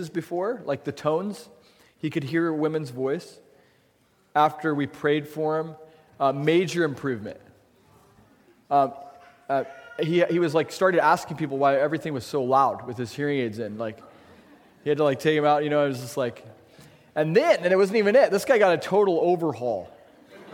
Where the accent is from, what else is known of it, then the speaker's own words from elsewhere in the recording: La Grande, Oregon, United States; moved away; I'm from La Grande, Oregon, by the way. Born and raised.